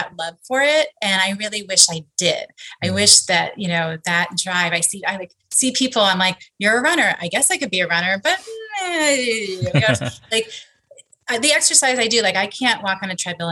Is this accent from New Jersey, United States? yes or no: no; New York, United States; I grew up in New York, just outside of Manhattan, about a half hour northwest